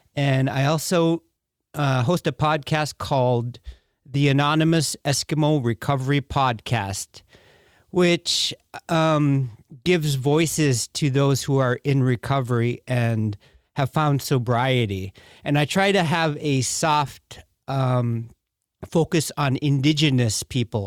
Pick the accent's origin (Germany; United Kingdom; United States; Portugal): United States; Bethel, Alaska; I was born and raised in Bethel, Alaska